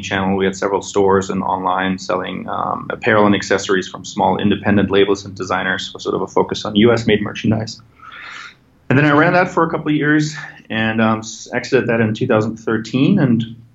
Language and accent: English; a small village just outside of Munich, Bavaria, Germany; moved away; I'm originally from Germany. I grew up in a small village just outside of Munich